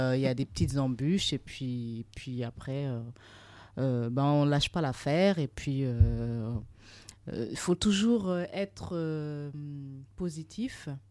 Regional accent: Burkina Faso; moved away; also born or lived in Trouville, Normandy, France; Je suis originaire du Burkina Faso

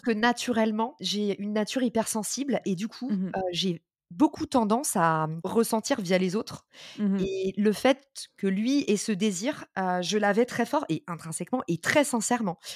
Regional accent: Paris suburbs, Île-de-France, France; also born or lived in New York; je suis née en, et j'ai grandi en banlieue parisienne

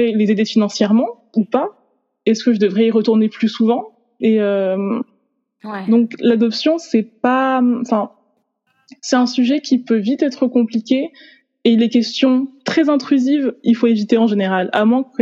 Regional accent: Haiti; now in France; Donc en fait, je peux pas oublier, on va dire, que je viens d'Haïti.

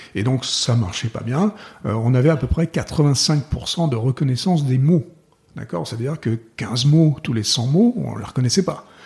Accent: France; moved away as an adult; moi, en tant que Français

